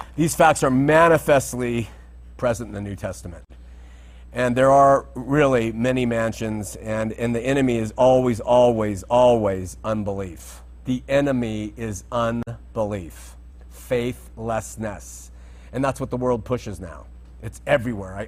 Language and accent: English; Southern California, United States; growing up in Southern California